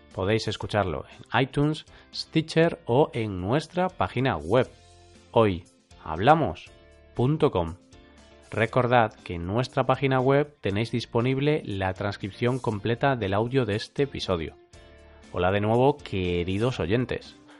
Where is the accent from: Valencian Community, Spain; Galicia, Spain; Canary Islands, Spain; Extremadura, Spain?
Galicia, Spain; Yo soy gallego